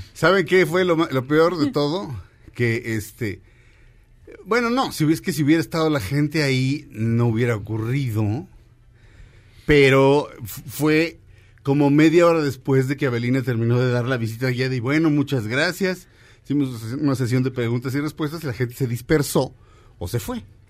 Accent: Mexico; yo también soy mexicano

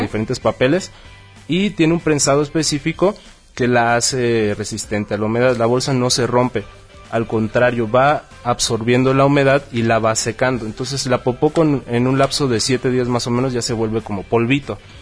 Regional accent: Chetumal, Quintana Roo, Mexico; moved away as an adult; now in Mexico City, Mexico; yo soy de Chetumal, Quintana Roo, y vengo desde ahí, aquí estoy en Distrito Federal ya radicando un año

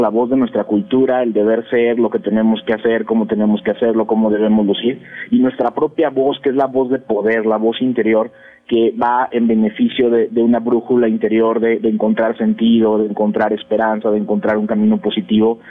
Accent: Mexico; como mexicanos, dentro de este país, de este entorno

